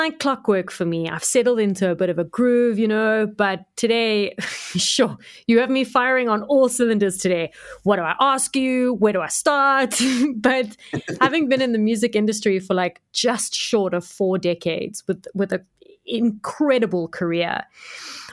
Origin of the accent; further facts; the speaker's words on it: Cape Town, Western Cape, South Africa; the Cape Town that I grew up